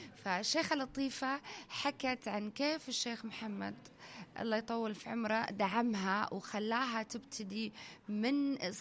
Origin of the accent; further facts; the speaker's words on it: United Arab Emirates; أنا بنت الإمارات وتربيت في الإمارات